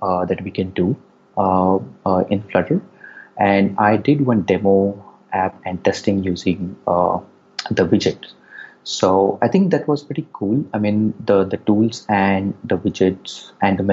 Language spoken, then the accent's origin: English; India; moved away as an adult; also born or lived in United States; I am from India. I recently moved back from US, where I spent a good 6 years